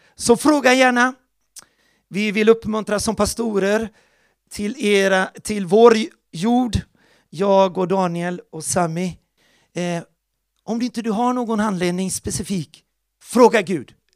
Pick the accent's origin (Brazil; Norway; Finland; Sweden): Brazil; Porto Alegre, Rio Grande do Sul; moved away; där växte jag upp i Porto Alegre, Brasilien